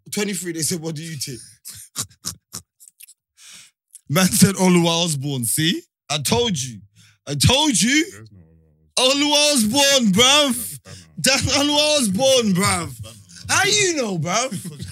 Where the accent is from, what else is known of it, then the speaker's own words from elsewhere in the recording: Nicaragua; I'm from Nicaragua, bro.